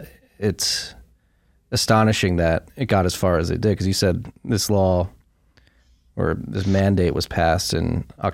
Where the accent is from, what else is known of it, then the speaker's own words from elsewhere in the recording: United States; As an American